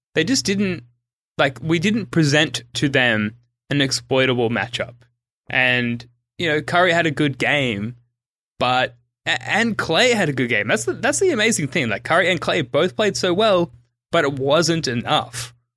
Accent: Sydney, New South Wales, Australia; I'm from Sydney, Australia

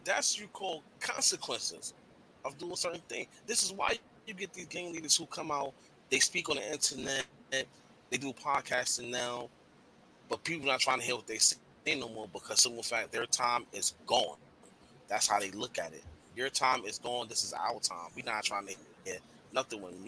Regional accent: New York, United States; moved away; I was from New York

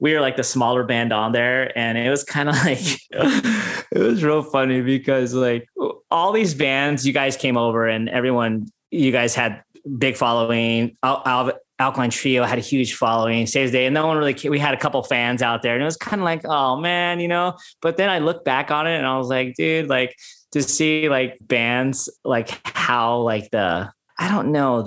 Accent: Oxnard, California, United States; we're just dudes from the Nard, like Oxnard

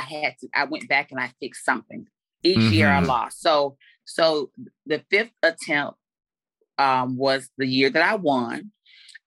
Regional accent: Jacksonville, Florida, United States; Duval is my hometown. Duval County is my hometown

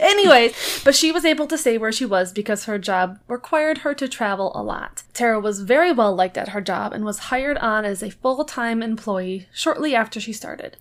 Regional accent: Midwest, United States; I'm from the Midwest

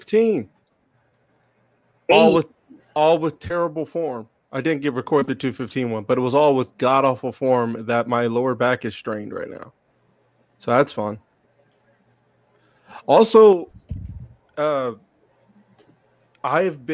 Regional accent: United States; as an American who loves football

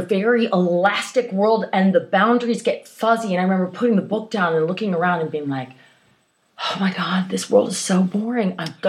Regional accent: Baltimore, Maryland, United States; I grew up in Baltimore, and in a lovely part just outside of Baltimore. And it was filled with gardens. And everybody was had beautiful little houses and plots of land.

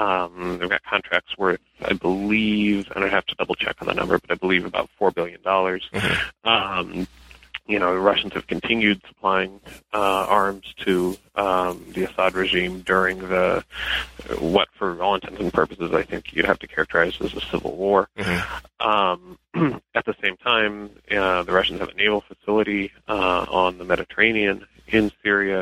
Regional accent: Denver, Colorado, United States; moved away as an adult; I am originally from Denver. Um, I lived there most of my childhood till I was 18

